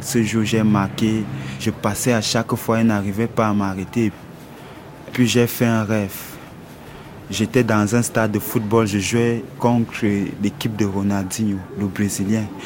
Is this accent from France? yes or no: no; Yaoundé, Centre, Cameroon; moved away as an adult; Je viens du Cameroun, à Yaoundé, le 2 décembre 1987.